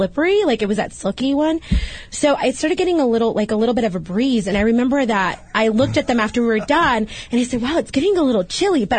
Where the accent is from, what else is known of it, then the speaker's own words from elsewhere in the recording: Laredo, Texas, United States; moved away as an adult; I'm from Laredo, Texas, so I come from a border town